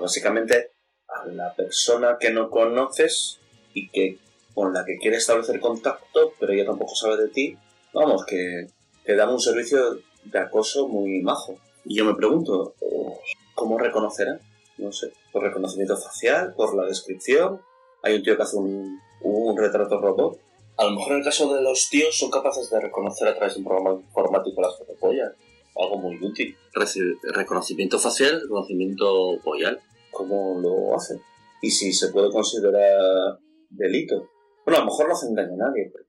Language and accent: Spanish; Avilés, Asturias, Spain; soy de Avilés